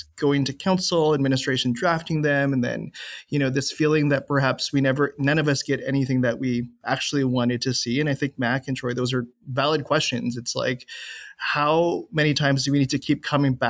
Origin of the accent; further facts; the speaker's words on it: Winnipeg, Manitoba, Canada; now in Edmonton, Canada; I'm from Winnipeg, Manitoba